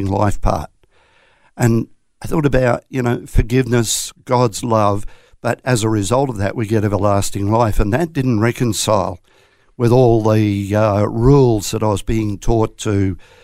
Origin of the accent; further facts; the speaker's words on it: southeast Queensland, Australia; also born or lived in Coffs Harbour, New South Wales; I was born in Coffs Harbour, would you believe, but we saw the light and moved to Queensland very shortly after that. So I've been in Queensland, around southeast Queensland, for the majority of my life, all bar the first year